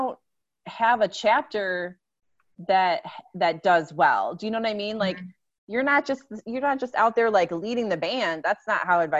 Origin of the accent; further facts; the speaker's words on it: Midwest, United States; We're from the Midwest